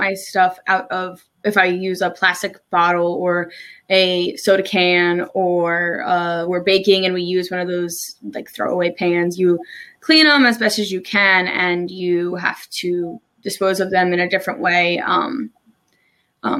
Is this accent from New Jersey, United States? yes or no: yes; New Jersey, United States; moved away as an adult; also born or lived in Maryland; now in Salisbury, United States; I'm originally from New Jersey. I moved to Maryland about almost 3 years ago now.